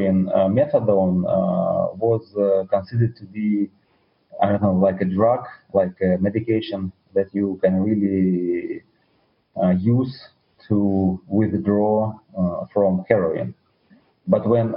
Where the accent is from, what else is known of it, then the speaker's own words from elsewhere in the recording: Russia; English is a second language; I was born in the Soviet Union